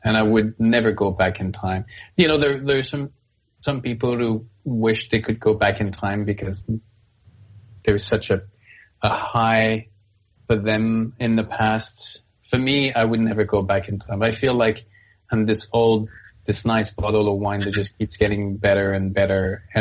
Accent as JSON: {"language": "English", "country": "Canada", "also_born_or_lived": "United States", "moved": "as an adult", "said": "I'm Canadian, but I lived in the States for 20 years"}